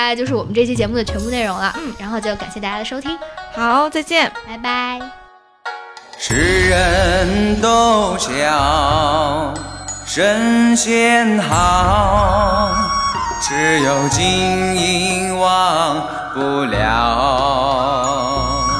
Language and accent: Chinese; China; 可以看到很多我们中国人的人情这一块